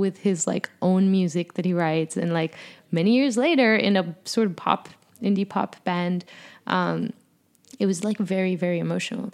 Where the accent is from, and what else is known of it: Colombia; born or raised there; also born or lived in Boston; now in New York, United States